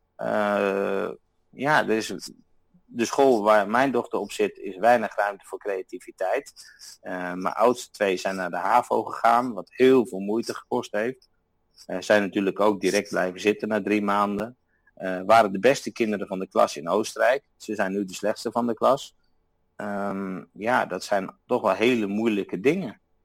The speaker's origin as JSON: {"language": "Dutch", "country": "Netherlands", "moved": "as an adult", "lives_now": "Austria", "said": "ik ben uit Nederland weggegaan omdat ik mijn idealen in de Alpen wilde verwezenlijken"}